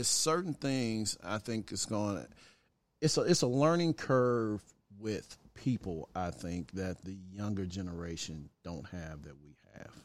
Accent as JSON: {"language": "English", "town": "Pine Bluff", "region": "Arkansas", "country": "United States", "tie": "born or raised there", "also_born_or_lived": "Chicago, Illinois", "said": "my mom was from Arkansas, so we went back from Chicago to Arkansas, Chicago to Arkansas till we finally ended up in Arkansas"}